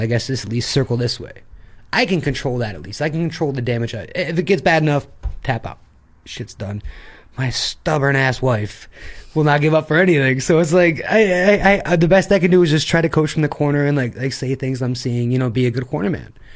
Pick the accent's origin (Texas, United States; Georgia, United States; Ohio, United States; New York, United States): New York, United States; Attica; now in Shanghai, China; there's more cows than people where I'm from.